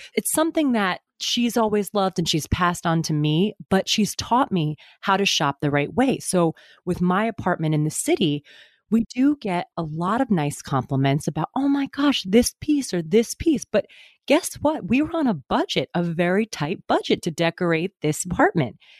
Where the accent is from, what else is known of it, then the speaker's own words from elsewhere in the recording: Westport, Connecticut, United States; moved away as an adult; also born or lived in New York City; now in New York, United States; My family is from my hometown in Westport